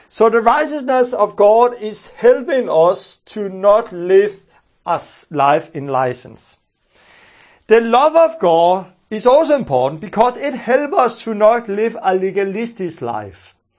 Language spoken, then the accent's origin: English; Denmark; first language Danish; English is a second language; I'm from Denmark and I speak Danish. And, uh, because I speak Danish, I'm not used to using those English words.